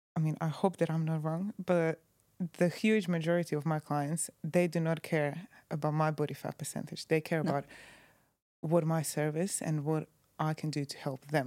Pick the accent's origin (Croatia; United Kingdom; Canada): Croatia; Croatia. In my hometown